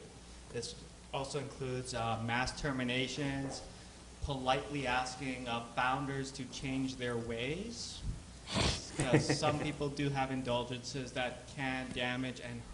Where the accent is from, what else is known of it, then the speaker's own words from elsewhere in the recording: Vancouver, British Columbia, Canada; also born or lived in Montreal; I'm born and raised in Vancouver